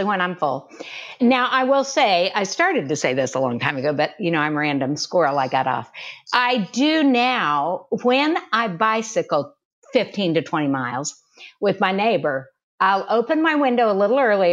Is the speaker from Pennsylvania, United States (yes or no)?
no; Kansas, United States; now in Houston, United States; I'm a Kansan.